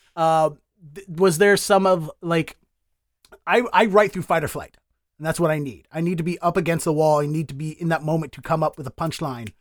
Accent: Baltimore, Maryland, United States; moved away as an adult; now in Boston, United States; I'm from Baltimore

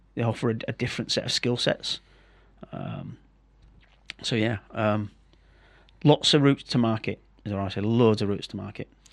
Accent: Yorkshire and the Humber, United Kingdom; I'm the thicket from Yorkshire

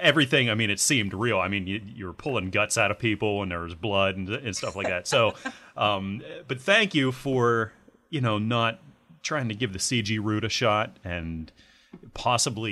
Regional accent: United States; I'm an American

